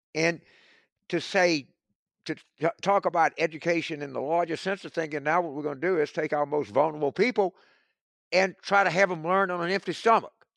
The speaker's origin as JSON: {"language": "English", "region": "South Louisiana", "country": "United States", "tie": "born or raised there", "said": "I grew up in South Louisiana."}